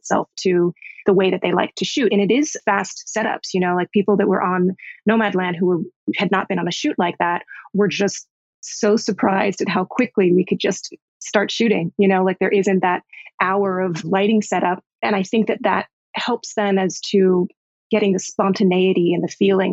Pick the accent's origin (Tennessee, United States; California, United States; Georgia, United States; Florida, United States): Florida, United States; Miami; now in New York, United States; I'm an East Coaster, I'm from Miami, but have lived in New York for 20 some years.